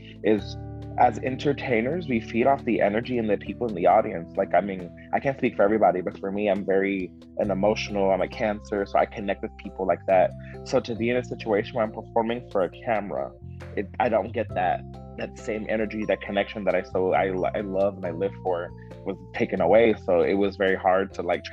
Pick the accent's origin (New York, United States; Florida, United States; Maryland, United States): Florida, United States; Miami; I'm from Miami